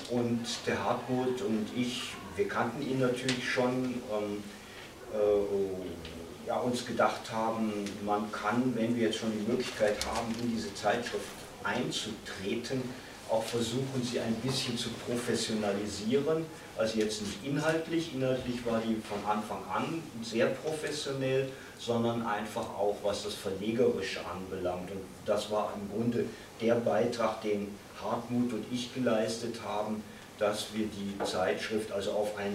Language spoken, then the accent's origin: German; Cologne, North Rhine-Westphalia, Germany; aber ich wollte damals meiner alten Heimat Köln nicht untreu werden